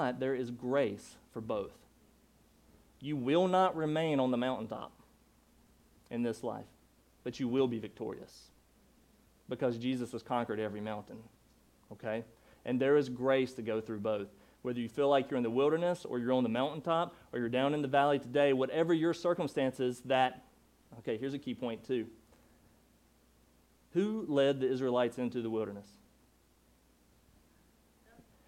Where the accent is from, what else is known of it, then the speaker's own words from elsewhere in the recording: Durham, North Carolina, United States; moved away; that was my accent because I'm from Durham, North Carolina